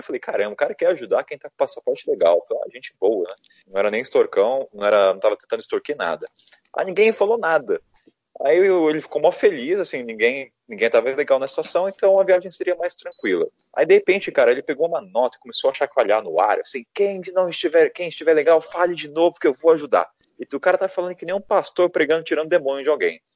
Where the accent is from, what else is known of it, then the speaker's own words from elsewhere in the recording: Brazil; eu sou do Brasil